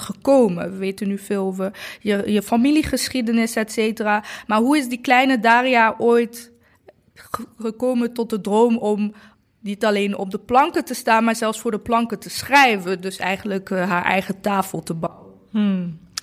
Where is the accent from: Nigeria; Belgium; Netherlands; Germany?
Netherlands; Eindhoven, North Brabant; Ik ben acht jaar in Eindhoven opgegroeid